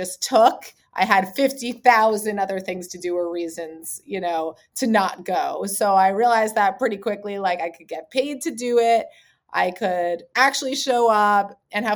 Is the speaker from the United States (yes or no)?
yes; New York City, New York, United States; growing up in Manhattan, I, you know, still call it kind of the concrete jungle a little bit